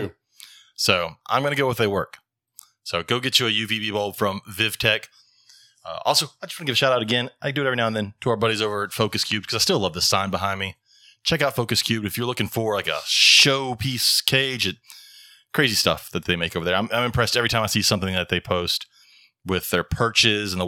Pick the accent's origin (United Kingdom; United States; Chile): United States; Dothan, Alabama; born or raised there